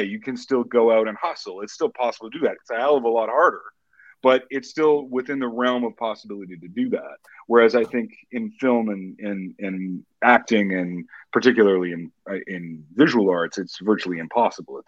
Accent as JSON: {"language": "English", "town": "Edmonton", "region": "Alberta", "country": "Canada", "tie": "born or raised there", "said": "I was born in Edmonton, Alberta, Canada"}